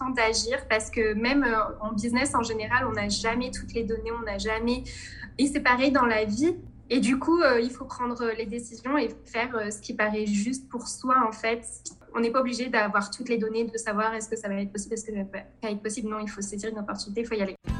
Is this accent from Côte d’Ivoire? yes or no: no; Provence-Alpes-Côte d'Azur, France; moved away as an adult; also born or lived in Tunisia (ancestry) / Nice; je suis née en France, je suis d'origine tunisienne. Et j'ai vécu en France toute ma vie